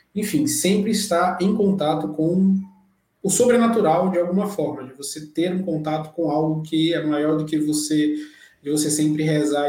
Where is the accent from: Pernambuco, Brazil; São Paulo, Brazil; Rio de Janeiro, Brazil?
Pernambuco, Brazil; Recife; Eu nasci em Recife, Pernambuco, capital de Pernambuco